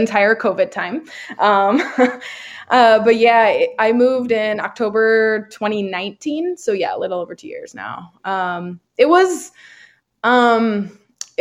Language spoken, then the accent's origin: English; Perryville, Missouri, United States; I'm from a town called Perryville, Missouri